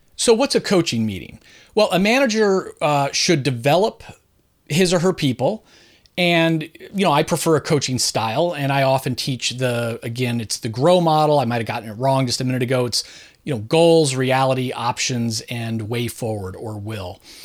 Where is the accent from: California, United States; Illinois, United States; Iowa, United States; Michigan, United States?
California, United States; Southern; now in Philadelphia, United States; I was born and raised in suburban Southern California